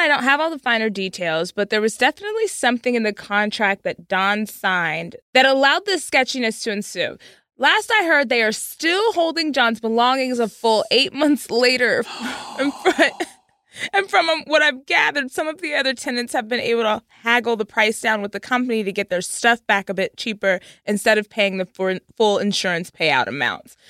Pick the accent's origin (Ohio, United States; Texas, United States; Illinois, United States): Texas, United States; Frisco; also born or lived in Dallas; I'm from Frisco.